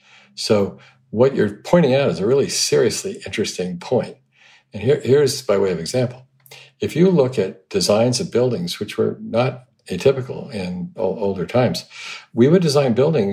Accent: Hong Kong; I mean, growing up in Hong Kong, you see all the trees, all the bamboo used as scaffolding.

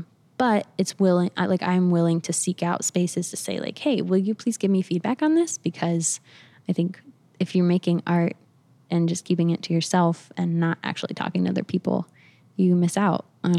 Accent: the South, United States; So I mean, I grew up around the South. My family, my parents live in Alabama now.

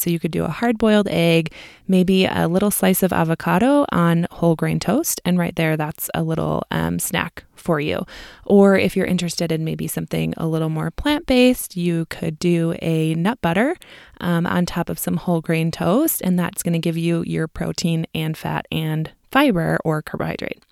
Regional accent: Midwest, United States; accent: Midwestern; my Midwestern accent

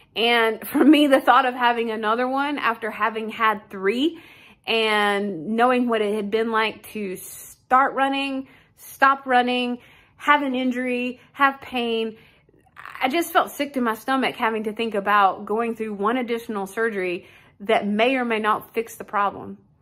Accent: Wichita, Kansas, United States; I'm from Wichita, Kansas.

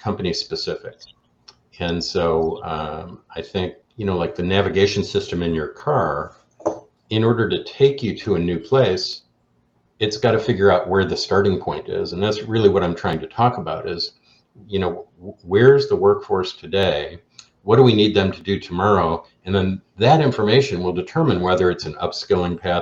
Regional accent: Chicago, Illinois, United States; I'm from Chicago

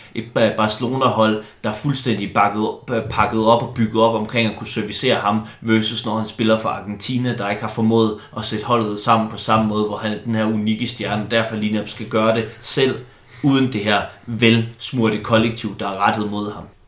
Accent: Silkeborg, Central Denmark Region, Denmark; moved away; also born or lived in Copenhagen, Denmark; Jeg kom jo som barn på Silkeborg Stadion og gik op i det

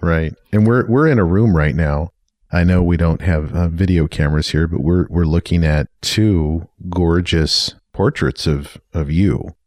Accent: Yakima, Washington, United States; also born or lived in Bellingham, Washington; I was from Yakima

